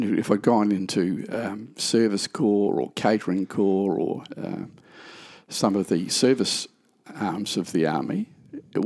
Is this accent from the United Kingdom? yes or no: no; Adelaide, South Australia, Australia; also born or lived in Woodville / Burnside; I was born in North Adelaide, then lived in Woodville. Till early teens, then we moved up to Burnside